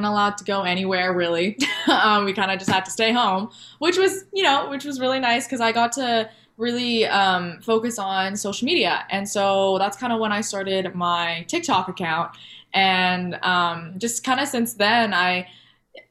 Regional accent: Alberta, Canada; I'm from Alberta

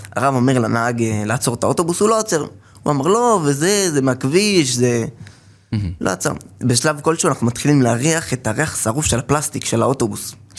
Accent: Safed, Northern District, Israel; נולדתי בצפת, למשפחה של 12 אה, ילדים

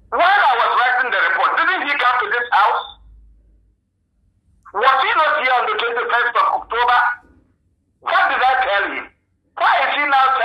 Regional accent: Ghana; I'm a Ghanaian.

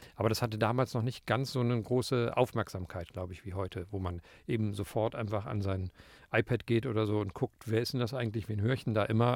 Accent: Berlin, Germany; in Berlin, wo ich aufgewachsen bin

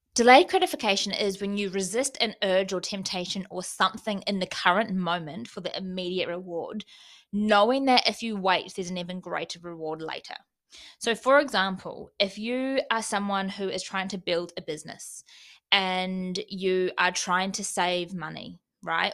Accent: New Zealand; moved away; fly home for Christmas

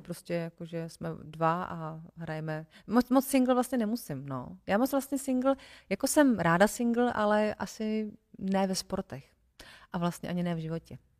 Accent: Votice, Central Bohemian Region, Czechia; now in Prague, Czechia; já jsem z Votic, což mm-hmm. je malý městečko, uh, malý městečko u Benešova. A tam řeku nemáme

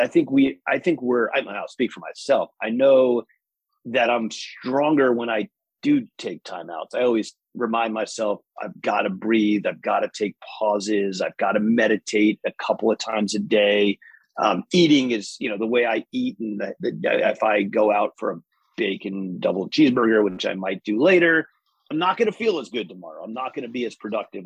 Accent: Rockland County, New York, United States; I grew up in Rockland County, New York

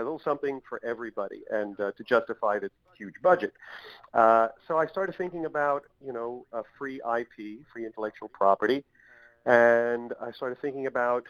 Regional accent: North Babylon, New York, United States; moved away as an adult; also born or lived in Brooklyn, New York; now in Hollywood, United States; Okay, well, I am from New York. I grew up not far from where you guys broadcast there, North Babylon on Long Island. I was born in Brooklyn.

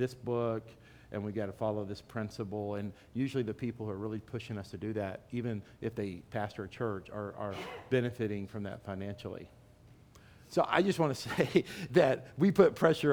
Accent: Dallas, Texas, United States; I'm from Dallas.

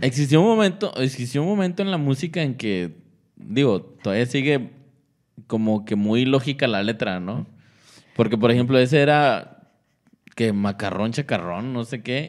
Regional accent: Coahuila, Mexico; now in Monterrey, Mexico; yo soy de Coahuila

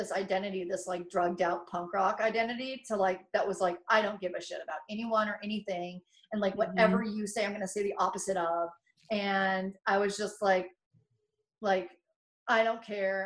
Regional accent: Kennewick, Washington, United States; I grew up in Kennewick, Washington

